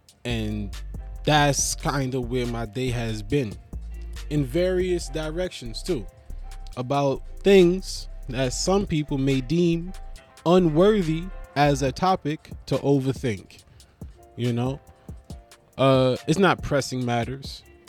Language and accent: English; Melbourne, Victoria, Australia; was gonna say I'm from Melbourne, Australia, but I don't sound like an Australian. But suppose, right? I'm still from Melbourne, but I don't sound Australian because I was like, I grew up in like a Brooklyn.